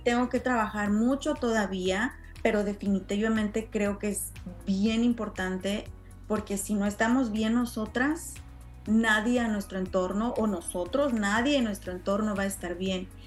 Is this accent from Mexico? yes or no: yes; Mexico; now in United States; como latina criada en México